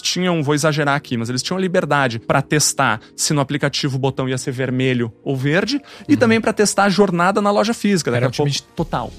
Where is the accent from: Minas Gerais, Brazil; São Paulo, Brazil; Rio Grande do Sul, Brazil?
Rio Grande do Sul, Brazil; moved away as an adult; also born or lived in Curitiba; Sou gaúcho, comecei lá no sul